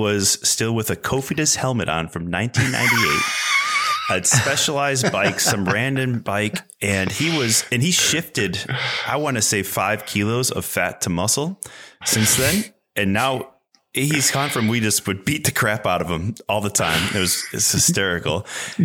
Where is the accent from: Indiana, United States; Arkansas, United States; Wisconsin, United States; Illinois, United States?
Illinois, United States; Chicago; moved away as an adult; also born or lived in Girona; Chicago, where my wife and I both grew up